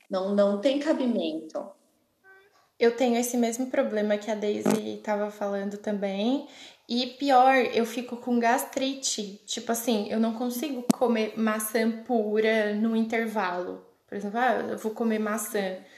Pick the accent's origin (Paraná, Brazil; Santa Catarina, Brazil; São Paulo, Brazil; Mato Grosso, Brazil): Santa Catarina, Brazil; Cocal do Sul; now in Oxford, United Kingdom; E eu não sou de Criciúma, fake, mas eu sou de Cocal, Cocal do Sul, do ladinho de Criciúma. Quem conhece sabe, né? E eu tenho 28 anos também, faço 29 em abril.